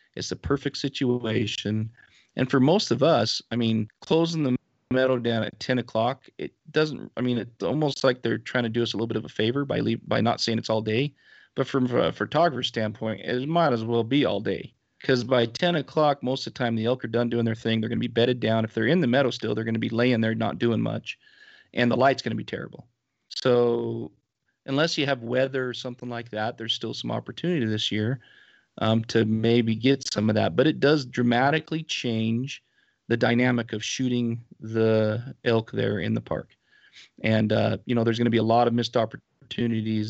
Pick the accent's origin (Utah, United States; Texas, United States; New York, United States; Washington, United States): Utah, United States; here around my my area, my hometown